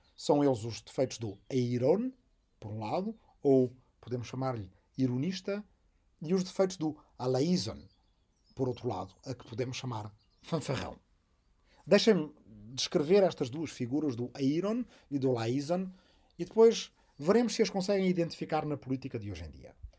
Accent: Arrifana, Portugal; moved away; also born or lived in Massachusetts, United States / Azores; minha aldeia de Arrifana

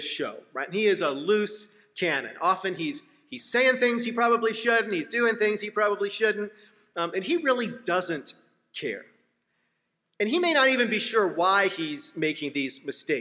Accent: Seattle, Washington, United States; I was on the soccer team in my hometown of Seattle

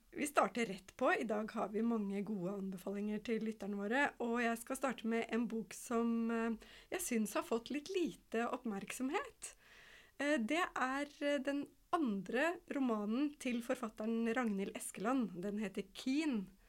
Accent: Kongsvinger, Innlandet, Norway; jeg er oppvokst i skogen ved Kongsvinger

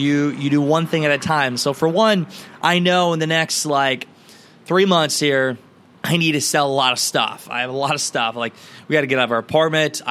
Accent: Garnavillo, Iowa, United States; my hometown of Garnerville, Iowa

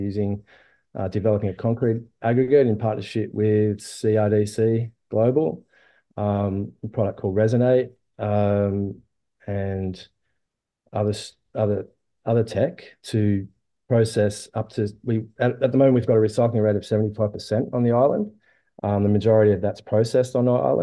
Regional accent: Byron Bay, New South Wales, Australia; I grew up in Byron Bay in Byron Shire

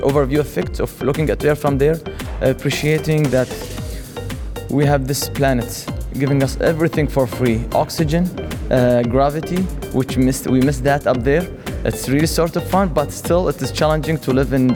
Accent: Liwa, Abu Dhabi, United Arab Emirates; my hometown, from Liwa

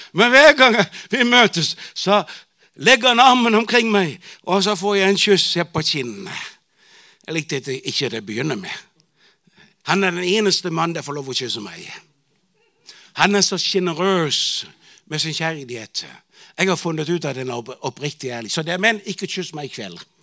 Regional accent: Bornholm, Capital Region of Denmark, Denmark; Norwegian is a second language; moved away as an adult; also born or lived in Tanzania; now in Arusha, Tanzania; jeg vokste jo opp i Pinsum menighet på Bornholm

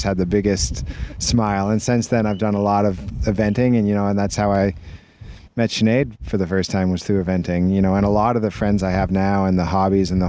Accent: Vancouver, British Columbia, Canada; I grew up in Vancouver, which is on the west coast of Canada.

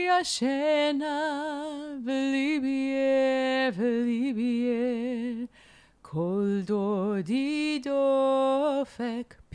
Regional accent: United States; now in Israel; to me as an American that sounds like an oxymoron

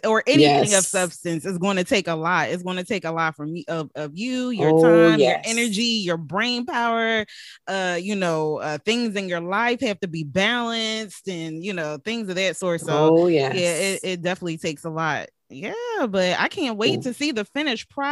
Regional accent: Philadelphia, Pennsylvania, United States; now in Virginia, United States; I'm originally from Philadelphia

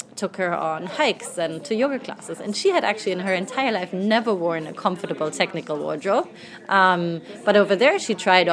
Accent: Germany; moved away as an adult; also born or lived in London, United Kingdom; now in New York, United States; I grew up in Germany. I'm now 31 years old

